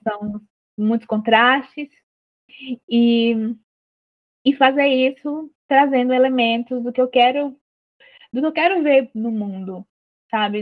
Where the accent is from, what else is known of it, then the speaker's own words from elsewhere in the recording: Juazeiro do Norte, Ceará, Brazil; a minha cidade, que é Juazeiro do Norte, cidade do Padre Cícero, né? E então eu cresci cercada por essas referências